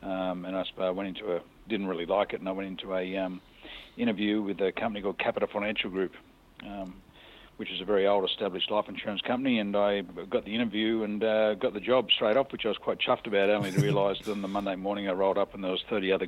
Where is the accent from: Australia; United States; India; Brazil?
Australia; Newcastle, New South Wales; I born and bred in Newcastle, as my family has been the last number of generations.